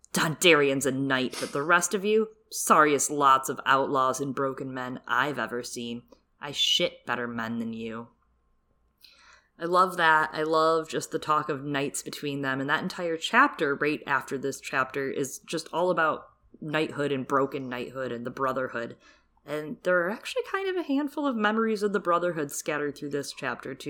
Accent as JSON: {"language": "English", "region": "Michigan", "country": "United States", "tie": "born or raised there", "said": "I grew up in Michigan"}